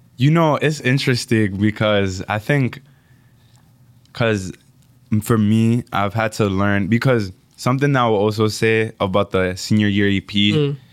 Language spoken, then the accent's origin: English; United States; also born or lived in Dominican Republic; I'm from Dominican Republic and I grew up here in America just with my mom